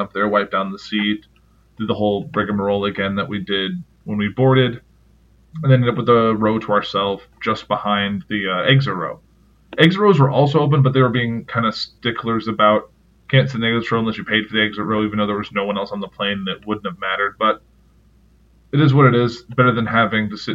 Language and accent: English; Chicago, Illinois, United States; I'm from the Chicago area